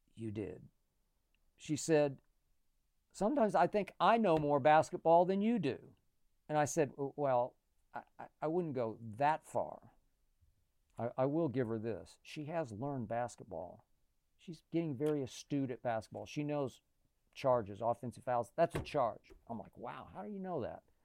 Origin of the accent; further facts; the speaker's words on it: Oklahoma City, Oklahoma, United States; moved away; also born or lived in Chicago; when I was growing up in Oklahoma City